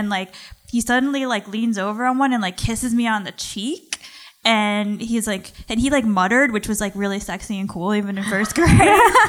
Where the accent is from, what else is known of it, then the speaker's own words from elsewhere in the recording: Long Beach, New York, United States; I'm from Long Island, Long Beach.